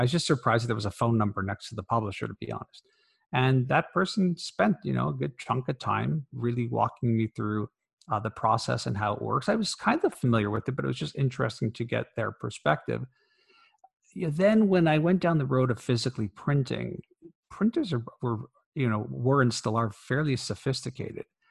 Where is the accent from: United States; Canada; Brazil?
Canada; as a Canadian